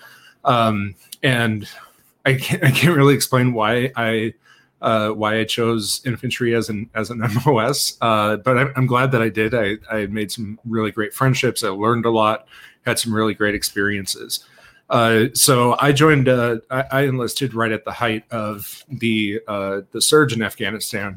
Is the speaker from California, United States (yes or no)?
no; Milwaukee, Wisconsin, United States; I grew up in Milwaukee area